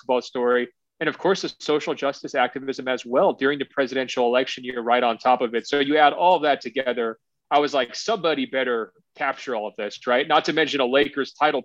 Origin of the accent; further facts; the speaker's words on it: Oregon, United States; my home state of Oregon